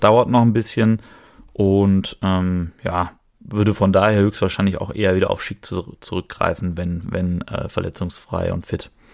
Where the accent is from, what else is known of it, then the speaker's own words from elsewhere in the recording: Cologne, North Rhine-Westphalia, Germany; als Kölner